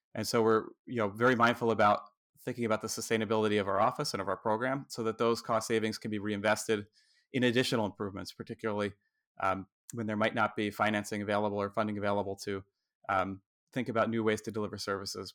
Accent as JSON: {"language": "English", "region": "New Jersey", "country": "United States", "said": "watching here in my home state, New Jersey"}